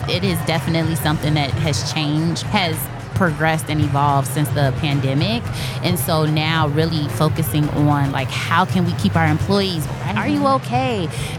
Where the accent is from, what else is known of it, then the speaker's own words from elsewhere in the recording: Chicago, Illinois, United States; technically I'm from the north side of Chicago.